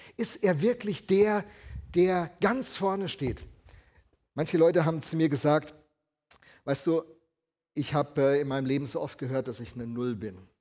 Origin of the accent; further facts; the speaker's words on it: Alzey, Rhineland-Palatinate, Germany; moved away; bin äh, aufgewachsen in der Gegend von Alzey, Rheinhessen